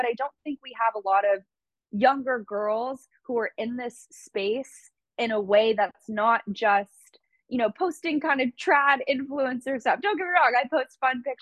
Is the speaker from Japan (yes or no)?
no; Santa Monica, California, United States; I was a girl from California, you know, grew up in Santa Monica